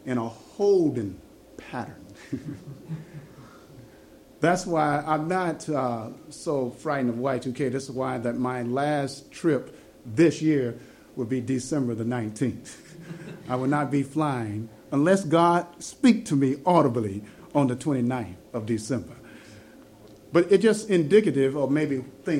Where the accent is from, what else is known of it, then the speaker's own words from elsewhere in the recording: Chicago, Illinois, United States; we're originally from Chicago, there in the United States